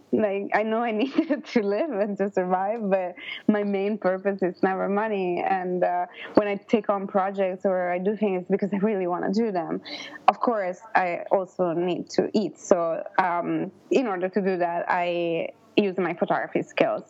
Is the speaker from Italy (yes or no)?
yes; northern Italy, Italy; moved away as an adult; also born or lived in Los Angeles, United States; I'm from originally from Italy, northern Italy, and I moved to America